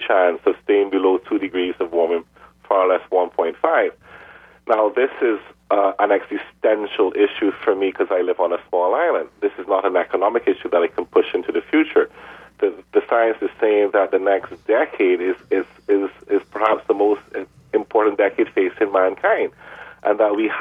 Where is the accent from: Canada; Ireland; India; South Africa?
Canada; Edmonton, Alberta; moved away; also born or lived in Montreal; I was born in Edmonton, Alberta, so you're speaking to a fellow Canadian.